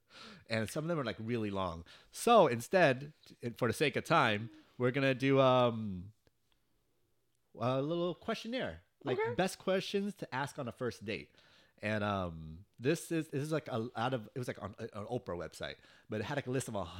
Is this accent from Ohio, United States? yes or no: no; California, United States; That's how it feels being a Californian.